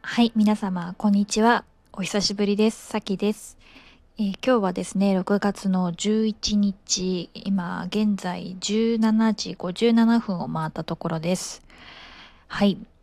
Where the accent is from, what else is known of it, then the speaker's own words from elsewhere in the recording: Japan; moved away as an adult; also born or lived in Singapore; 私もそのやはり日本で生まれ育っている